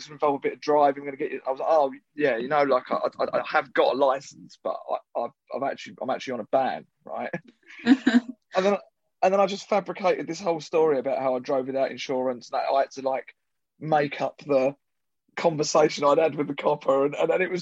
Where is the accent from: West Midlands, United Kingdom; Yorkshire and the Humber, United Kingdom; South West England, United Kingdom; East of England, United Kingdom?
East of England, United Kingdom; Southend-on-Sea; the Cliffs Pavilion in Southend with Russell Cain, which is like my hometown theatre